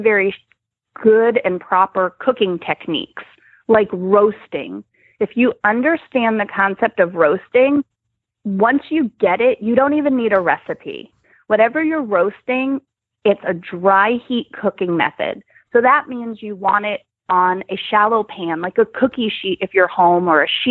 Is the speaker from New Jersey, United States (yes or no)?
yes; New Jersey, United States; now in Nebraska, United States; Now I live in Nebraska, but I grew up in New Jersey.